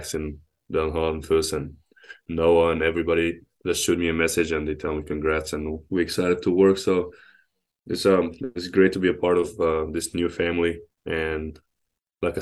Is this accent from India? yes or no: no; Egypt; now in United States; growing up in Egypt